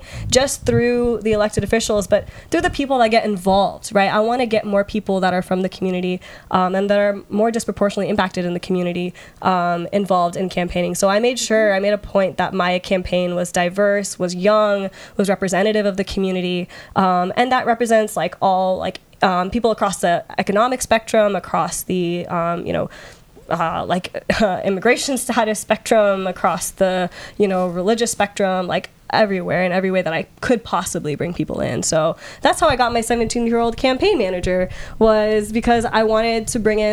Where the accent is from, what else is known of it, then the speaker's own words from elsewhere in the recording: Redmond, Washington, United States; I grew up like in and around Redmond, like in the East Side